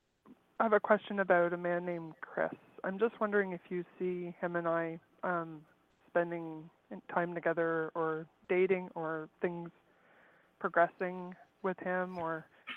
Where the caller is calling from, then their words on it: Canada; I'm calling from Canada